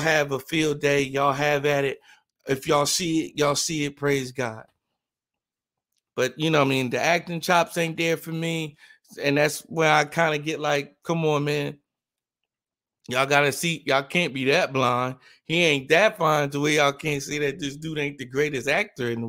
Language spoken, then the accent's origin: English; New Jersey, United States; I'm from Jersey too